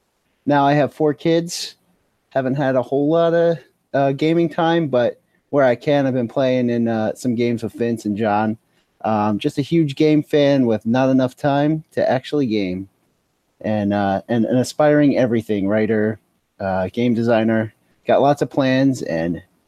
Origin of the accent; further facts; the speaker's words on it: Philadelphia, Pennsylvania, United States; I'm from the Philadelphia area.